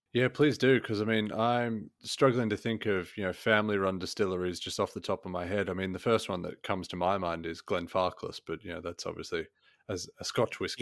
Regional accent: Australia; growing up in Australia

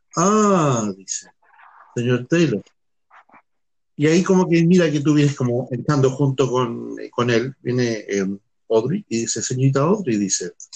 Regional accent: Chile; En Chile, que estamos al

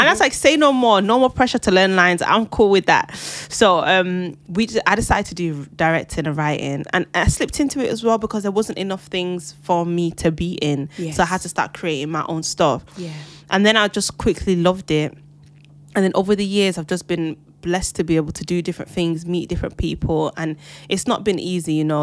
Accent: Jamaica; as a Jamaican as well, pushing my culture forward.

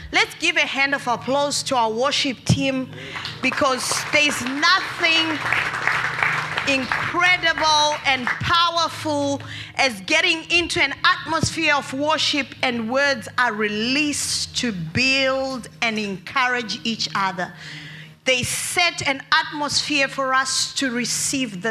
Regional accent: Australia; As Australians

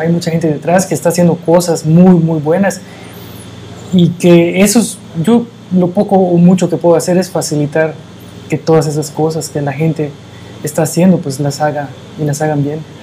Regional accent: Mérida, Yucatán, Mexico; yo nazco en la ciudad de Mérida

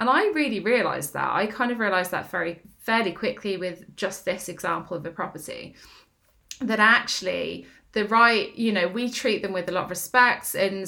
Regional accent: Northampton, East Midlands, United Kingdom; I'm okay going to Northampton because I grew up there. Although I don't sound like I'm from Northampton, I am.

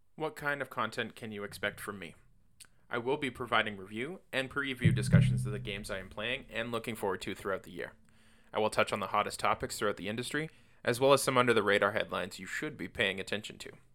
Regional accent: Canada; also born or lived in Windsor, Ontario; I'm a Canadian living in Windsor, Canada

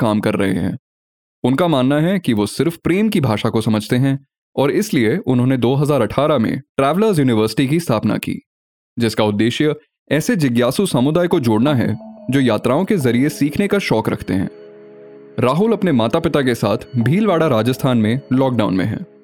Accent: Delhi, India; मैं दिल्ली में पला बढ़ा कश्मीरी और मिश्रित हिंदी उर्दू को सुनता आ रहा हूँ

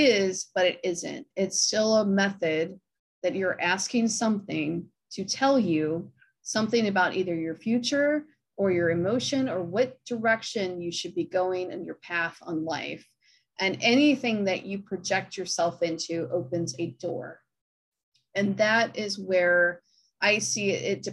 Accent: Akron, Ohio, United States; I'm from Akron

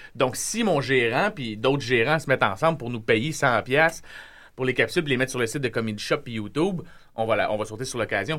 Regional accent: Repentigny, Quebec, Canada; je suis de Repentigny, puis j'ai grandi comme eux autres

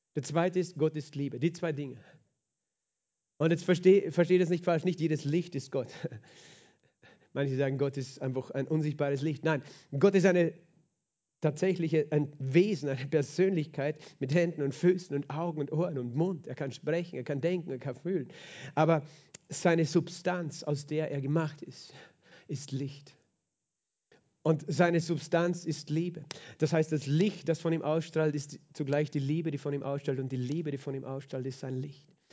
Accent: Lower Austria, Austria; bei uns in Niederösterreich

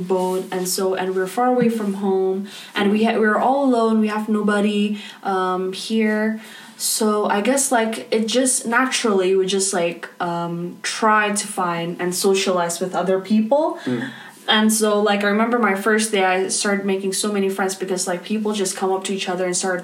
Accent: Indonesia; moved away as an adult; now in United Kingdom; I have to take a national exam in Indonesia, I don't do A levels or IB

